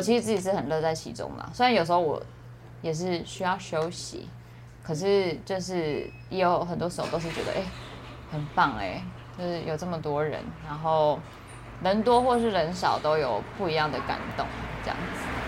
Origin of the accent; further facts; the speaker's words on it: Taiwan; 我们台湾，身为台湾人